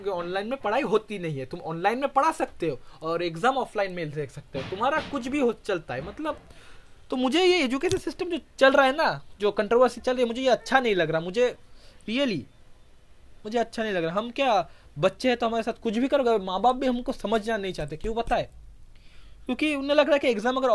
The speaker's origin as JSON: {"language": "Hindi", "region": "West Bengal", "country": "India", "second_language": "Hindi", "said": "sorry mass कह दिया क्योंकि मैं बंगाली हूँ मैंने मंथ के जगह मास कह दिया"}